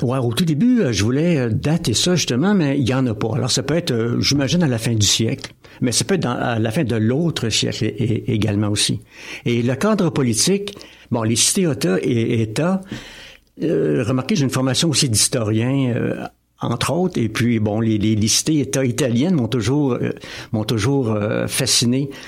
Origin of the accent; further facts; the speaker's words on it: Drummondville, Quebec, Canada; also born or lived in Magog; now in L'Avenir, Canada; je, suis né à, ou plutôt j'ai, euh, j'ai grandi à Drummondville et ensuite à Québec